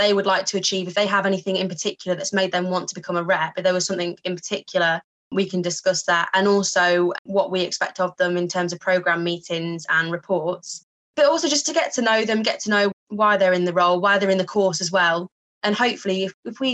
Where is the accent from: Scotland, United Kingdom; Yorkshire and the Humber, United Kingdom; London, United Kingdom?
Yorkshire and the Humber, United Kingdom; moved away as an adult; now in Hertfordshire, United Kingdom; I'm from Yorkshire originally, studied at York College and then came down to the University of Hertfordshire.